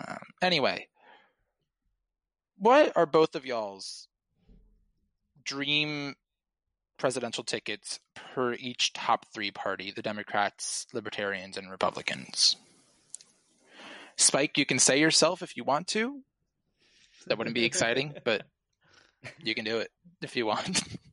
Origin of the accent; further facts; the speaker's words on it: New Jersey, United States; I'm 19 and from New Jersey.